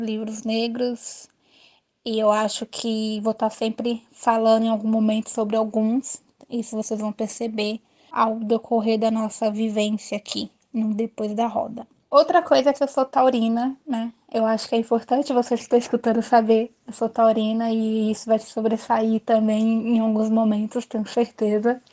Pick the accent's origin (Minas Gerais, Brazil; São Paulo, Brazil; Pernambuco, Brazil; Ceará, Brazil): São Paulo, Brazil; eu sou de São Paulo